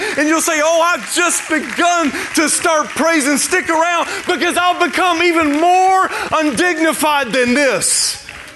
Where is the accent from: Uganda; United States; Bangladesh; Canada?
United States; Tennessee; I'm from Tennessee, where there are deer everywhere